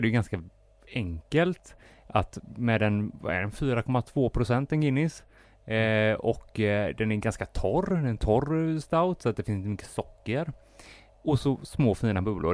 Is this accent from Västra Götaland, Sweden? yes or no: yes; Gothenburg, Västra Götaland, Sweden; som göteborgare